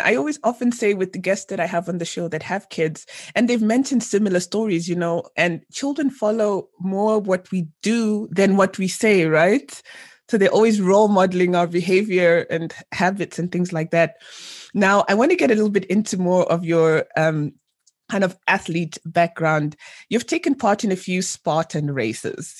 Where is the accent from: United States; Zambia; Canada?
Zambia; my home country of Zambia